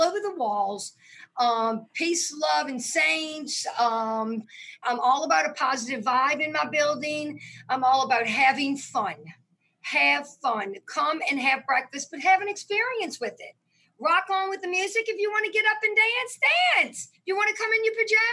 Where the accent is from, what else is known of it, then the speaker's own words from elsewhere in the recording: New Orleans, Louisiana, United States; I am from New Orleans, Louisiana. I grew up in Lake Vista